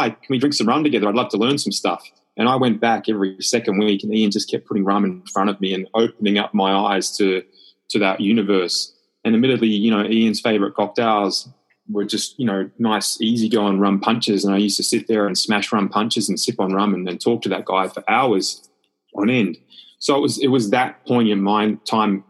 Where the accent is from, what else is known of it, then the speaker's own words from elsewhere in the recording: Australia; moved away as an adult; also born or lived in London; being Australian